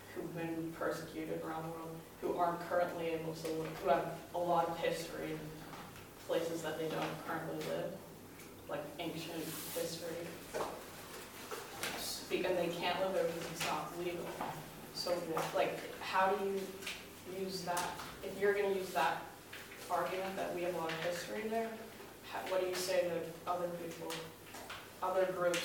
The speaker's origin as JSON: {"language": "English", "region": "Massachusetts", "country": "United States"}